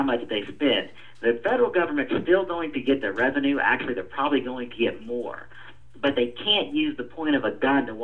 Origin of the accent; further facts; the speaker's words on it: Atlanta, Georgia, United States; I was born and raised in District 4 here in Atlanta